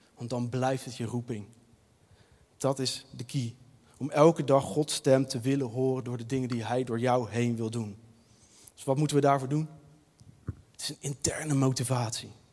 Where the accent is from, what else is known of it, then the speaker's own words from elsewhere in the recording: Leiden, South Holland, Netherlands; Ik ben opgegroeid in de Nederlandse Hervormde Kerk, hier in Leiden, in de Marekerk, ook het centrum van Leiden.